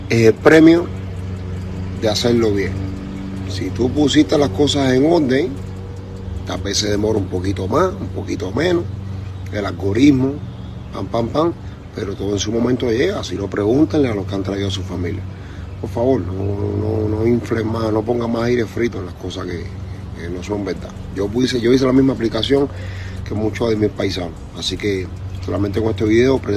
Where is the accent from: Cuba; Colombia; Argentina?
Cuba; Yo soy un cubano más en este país.